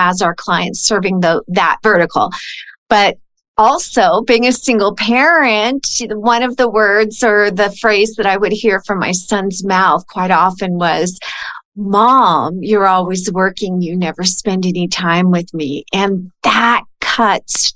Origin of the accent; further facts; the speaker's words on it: California, United States; moved away; I'm originally from California